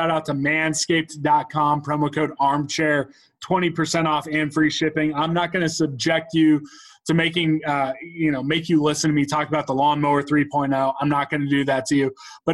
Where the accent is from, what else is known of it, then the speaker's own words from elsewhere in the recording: Topeka, Kansas, United States; Both Grant and I grew up in Topeka